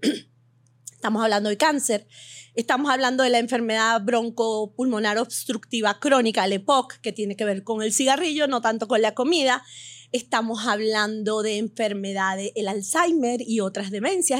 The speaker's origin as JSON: {"language": "Spanish", "country": "Venezuela", "tie": "born or raised there", "also_born_or_lived": "Beirut, Lebanon / United States", "moved": "as an adult", "lives_now": "Miami, United States", "said": "Nací en Beirut, Líbano. Me mudé a Venezuela a los 40 días."}